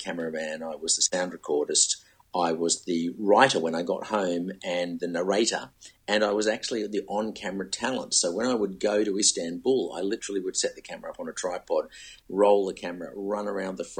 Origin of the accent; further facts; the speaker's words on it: Sydney, New South Wales, Australia; moved away as an adult; now in Melbourne, Australia; When I first got to Melbourne, I was raised in Sydney, and I did my apprenticeship in TV stations in Sydney.